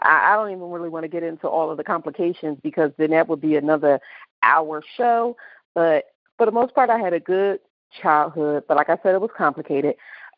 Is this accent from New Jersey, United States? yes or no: yes; Camden, New Jersey, United States; What city and state is your hometown? Well, you know what it is. We're both from Camden, New Jersey.